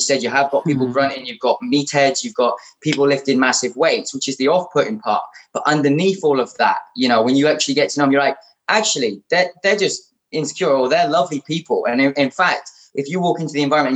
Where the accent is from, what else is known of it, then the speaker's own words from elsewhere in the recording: Shrewsbury, West Midlands, United Kingdom; moved away; also born or lived in London; I'm originally from Shrewsbury